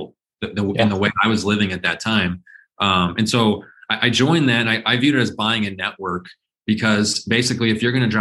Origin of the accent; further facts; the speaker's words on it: Phoenix, Arizona, United States; I was born and raised in Phoenix